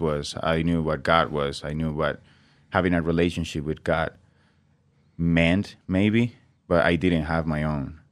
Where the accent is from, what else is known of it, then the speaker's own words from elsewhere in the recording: Venezuela; English is a second language; moved away as an adult; also born or lived in Brazil; now in Nampa, United States; I grew up, um, twenty years in Venezuela before I came to the United States